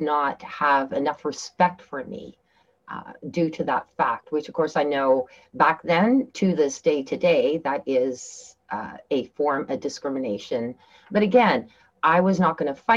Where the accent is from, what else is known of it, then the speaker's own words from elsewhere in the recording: Canada; also born or lived in Turkey; I came from Turkey, having lived there for 4 years, and then I moved back to Canada